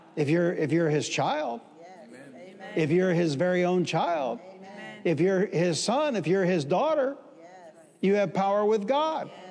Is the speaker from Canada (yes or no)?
no; Detroit, Michigan, United States; I'm from Detroit